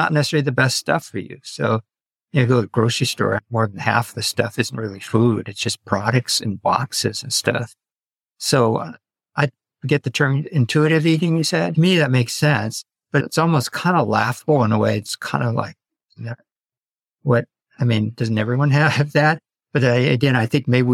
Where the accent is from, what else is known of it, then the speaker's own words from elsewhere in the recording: United States; I was an ABC because I was born in this country, American-born Chinese